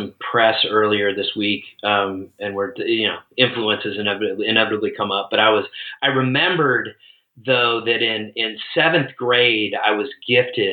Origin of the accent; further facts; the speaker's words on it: Seattle, Washington, United States; moved away; also born or lived in Boise, Idaho; Born and raised in Seattle.